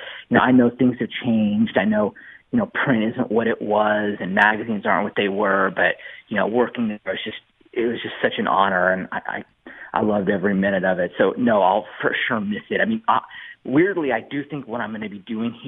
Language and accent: English; San Diego, California, United States; I'm from San Diego